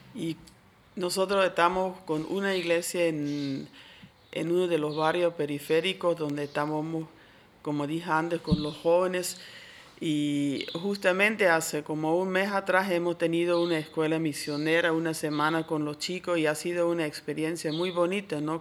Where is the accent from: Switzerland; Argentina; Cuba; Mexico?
Switzerland; moved away as an adult; now in Santa Cruz, Bolivia; Yo originalmente soy de Suiza, pero ya vivo aquí desde casi 30 años